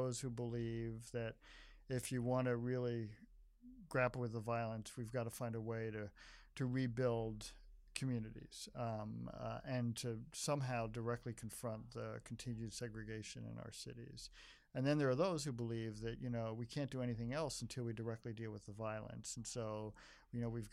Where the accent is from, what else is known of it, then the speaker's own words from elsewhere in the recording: New York, United States; moved away as an adult; now in Chicago, United States; I'm from New York originally, so I'm kind of an accidental Chicago, and I've been there for 40 years